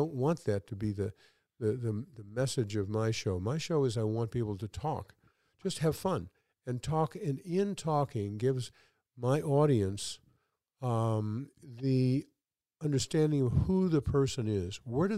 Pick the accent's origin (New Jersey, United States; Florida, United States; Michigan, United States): Michigan, United States; And I said, well, I'm from Michigan.